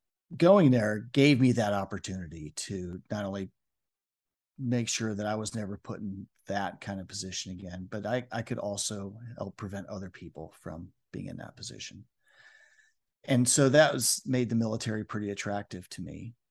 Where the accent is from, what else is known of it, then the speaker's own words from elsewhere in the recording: Omaha, Nebraska, United States; born there; I was born in Omaha, Nebraska